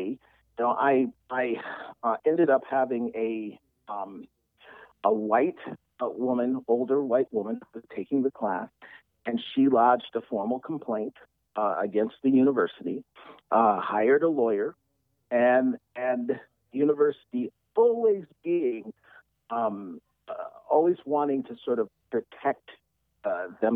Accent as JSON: {"language": "English", "town": "Detroit", "region": "Michigan", "country": "United States", "said": "I'm from Detroit"}